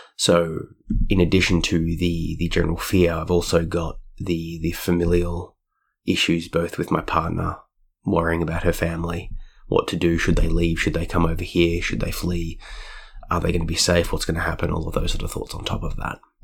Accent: Australia; being an Australian

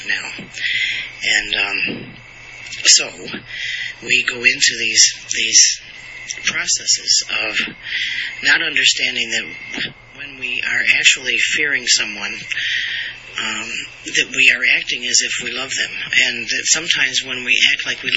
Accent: United States; I am an American and we are in America

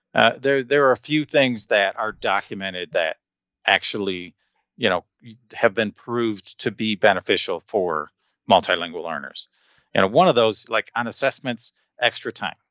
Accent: Detroit, Michigan, United States; first language English; moved away as an adult; now in Colorado, United States; I was born in Michigan

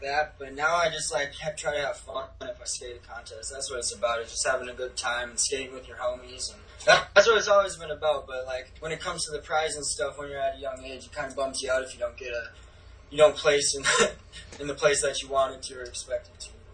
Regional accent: Ramsey, Minnesota, United States; also born or lived in Medina, Minnesota / Richfield, Minnesota / California; I was born in Medina, Minnesota, and then I was raised in Richfield, Minnesota until I was about five years old. And then my parents uh, took us to Ramsey, Minnesota, which is about 30 minutes away from the cities. And I basically grew up in that house

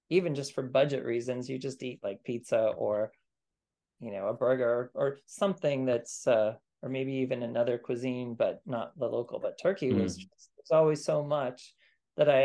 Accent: Kansas, United States; also born or lived in Armenia; now in Maryland, United States; Growing up in Kansas

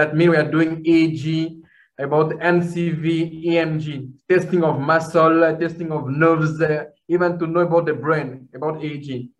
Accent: Kinshasa, DR Congo; I grew up in the Democratic Republic of Congo here in Kinshasa. It's a wonderful country, and where I grew up.

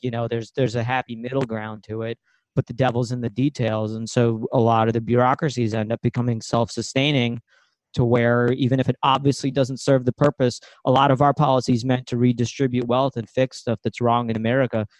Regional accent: Ukraine; moved away; I'm from Ukraine.

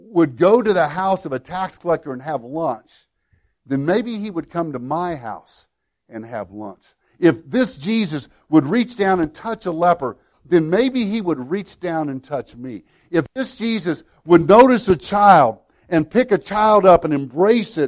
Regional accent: Woodlawn, United States; my hometown of Woodlawn

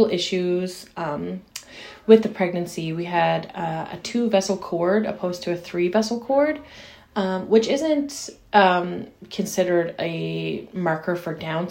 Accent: St. John's, Newfoundland and Labrador, Canada; I'm a mother of two from St. John's, Newfoundland in Canada

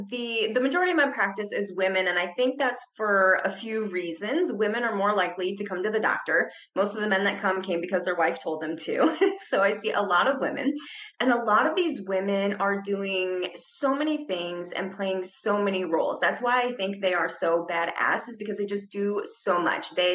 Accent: Ohio, United States; moved away as an adult; now in Arizona, United States; So I came here from Ohio to go to school and I just never left. And I just absolutely love it in Arizona.

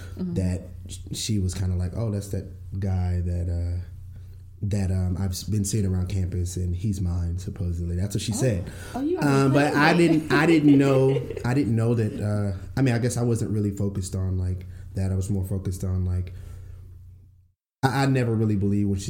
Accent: Fort Worth, Texas, United States; I'm from Fort Worth

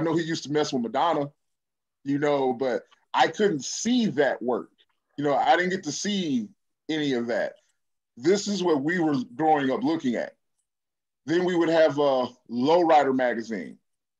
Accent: Decatur, Illinois, United States; From Decatur, Illinois.

